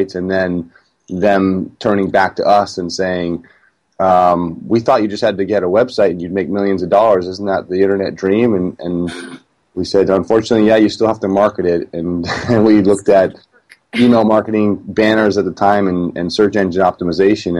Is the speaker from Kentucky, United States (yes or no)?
no; Vermont, United States; moved away as an adult; also born or lived in Cape Cod / West Coast; I'm from New England and grew up in Vermont